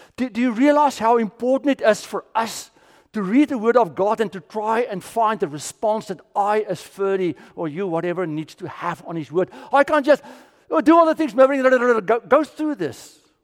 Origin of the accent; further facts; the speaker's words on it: South Africa; also born or lived in Orlando / Kissimmee; now in Florida, United States; I'm from South Africa